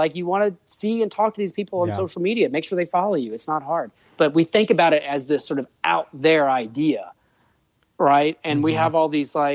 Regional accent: New Orleans, Louisiana, United States; I'm from New Orleans.

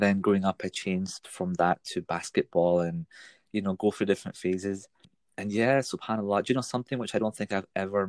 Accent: Glasgow, Scotland, United Kingdom; when I grew up in Scotland here in Glasgow

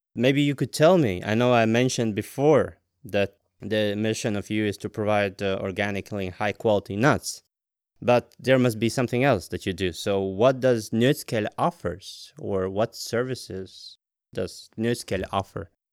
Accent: Latvia; now in Denmark; I'm originally from Latvia

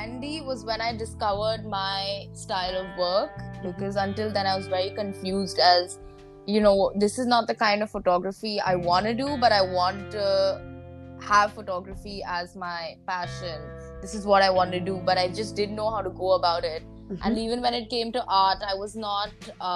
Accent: Mumbai, Maharashtra, India; I'm from Mumbai, India.

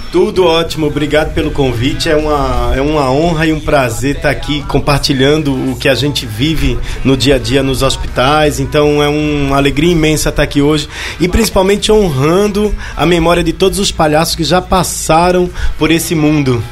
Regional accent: Pernambuco, Brazil; eu sou pernambucano

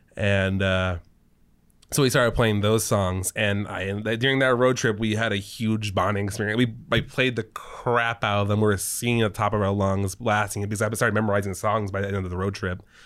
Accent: California, United States; also born or lived in New Mexico; age six was this year that we moved from New Mexico to California.

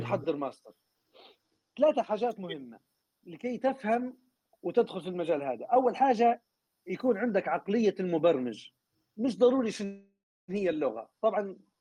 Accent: Libya; moved away; قطاع النفط عندنا في ليبيا

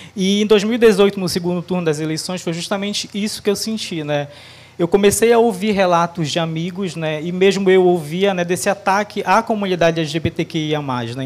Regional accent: Abaetetuba, Pará, Brazil; Eu nasci em Abaetetuba no Pará

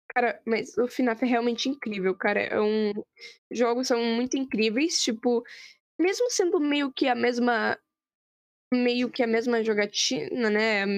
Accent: Brazil; a gente é do Brasil

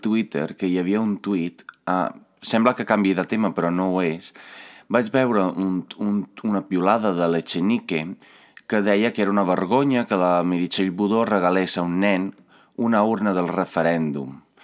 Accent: Italy; now in Catalonia, Spain; Jo vinc d'Itàlia

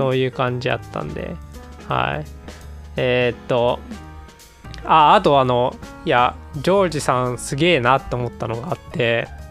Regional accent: Kansai, Japan; 我々関西人

